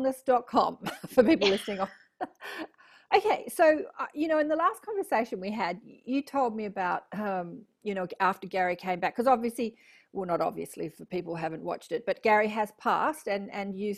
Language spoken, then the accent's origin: English; Australia; I'm Australian